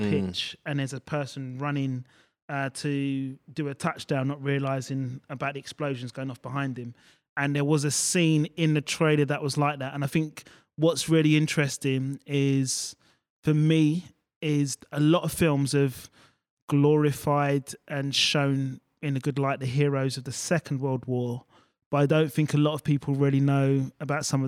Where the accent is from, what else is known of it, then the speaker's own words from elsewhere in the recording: England, United Kingdom; as an English person